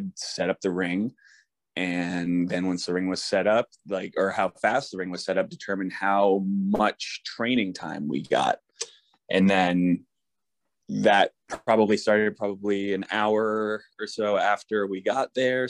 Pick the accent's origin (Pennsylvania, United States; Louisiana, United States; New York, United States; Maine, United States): Maine, United States; We're from Maine